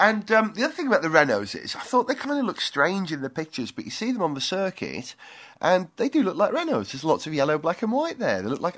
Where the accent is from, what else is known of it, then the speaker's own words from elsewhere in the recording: United Kingdom; From the point of view of being British